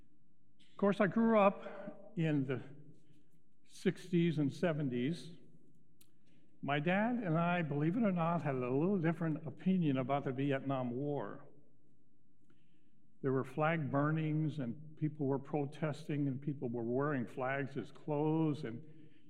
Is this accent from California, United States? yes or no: yes; Altadena, California, United States; now in Phoenix, United States; I grew up in Altadena, California, near Pasadena.